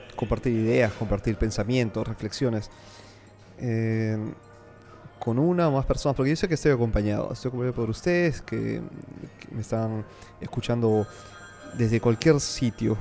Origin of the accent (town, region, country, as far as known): Peru